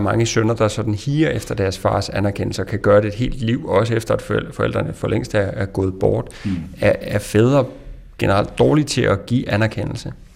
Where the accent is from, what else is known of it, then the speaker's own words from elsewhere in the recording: Sønder Felding, Central Denmark Region, Denmark; moved away; i mit barndomshjem i Sønderfælling